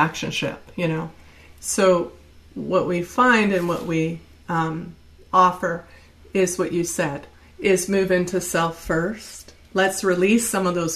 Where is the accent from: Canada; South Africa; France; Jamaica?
Canada; moved away; I'm from Canada